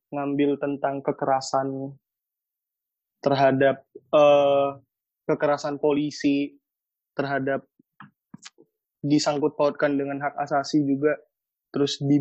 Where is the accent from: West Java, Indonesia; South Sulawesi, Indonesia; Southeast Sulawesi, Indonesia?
South Sulawesi, Indonesia; Makassar; kalau aku di sini orang Makassar